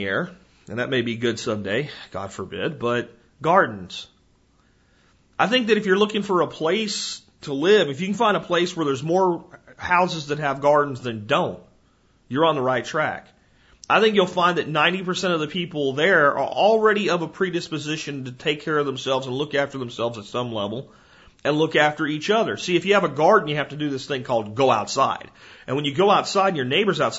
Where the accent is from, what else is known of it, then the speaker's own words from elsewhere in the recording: New Jersey, United States; moved away; I was born in New Jersey. You know, it's hard to completely turn your back on a place where you were born. There's some part of me will always be a Jersey kid, you know? But I can't see living there